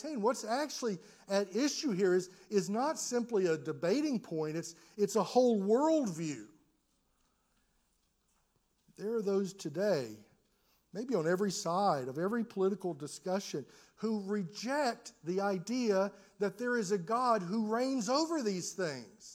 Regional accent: United States; as an American

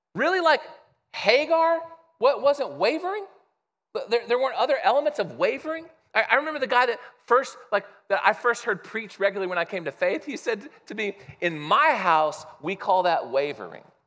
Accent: Midwest, United States; I grew up in the Midwest

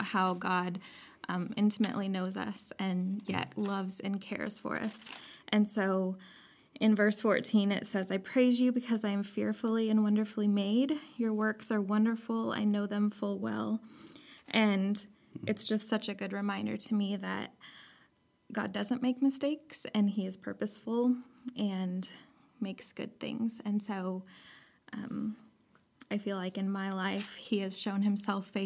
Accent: Clay Center, Nebraska, United States; moved away as an adult; also born or lived in Moberly, Missouri / Illinois; now in Lincoln, United States; I'm from Clay Center, Nebraska.

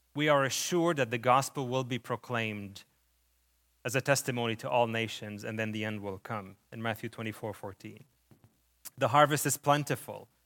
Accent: Lebanon; moved away; When I was still a child, we were displaced during the war in Lebanon. This is where my, where the accent coming from

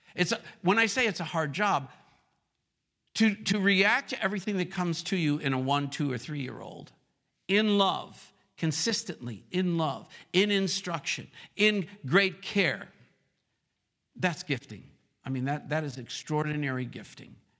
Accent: Rochester, New York, United States; moved away as an adult; also born or lived in the South (US); now in the South, United States; my hometown is Rochester, New York, but I've been living in the South for thirty-one years

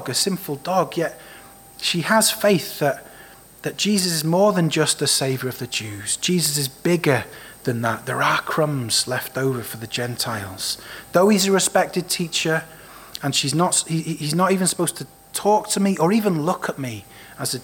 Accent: Wales, United Kingdom; Growing up in Wales, we were often told the inspirational story of Mary Jones

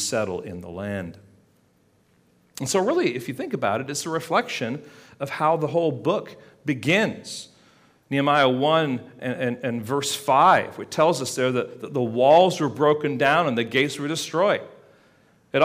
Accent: England, United Kingdom; moved away; growing up in England

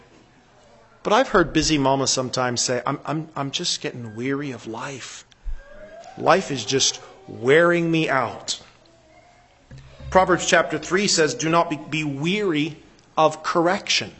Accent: United States; moved away as an adult; I still think of America as my country

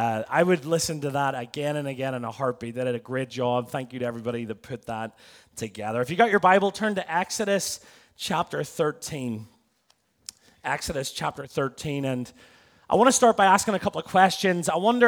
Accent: Belfast, Northern Ireland, United Kingdom; now in Tampa, United States; I'm from Belfast in Northern Ireland. America's affected me in more ways than one. It's dwindled my accent.

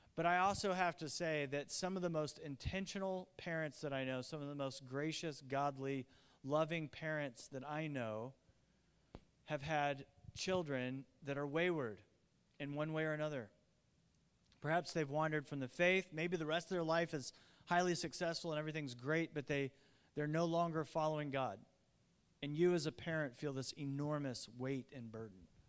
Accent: Indiana, United States; I grew up in Indiana

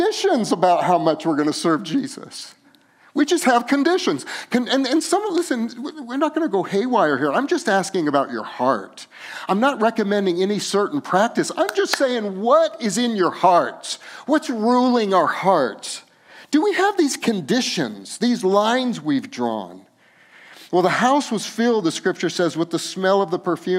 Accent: Los Alamos, New Mexico, United States; we grew up in Los Alamos, New Mexico, and we loved green chili.

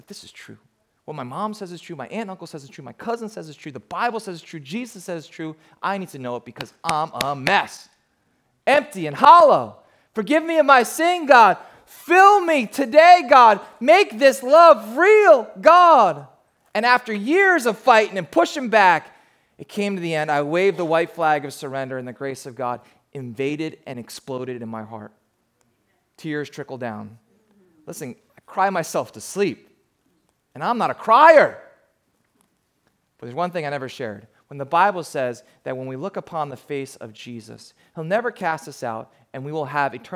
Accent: New Jersey, United States; I grew up down in South Jersey

